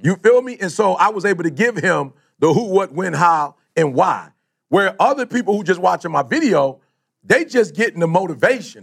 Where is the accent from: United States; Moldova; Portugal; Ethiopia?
United States; Detroit, Michigan; also born or lived in Chicago; most of my life, I grew up in Detroit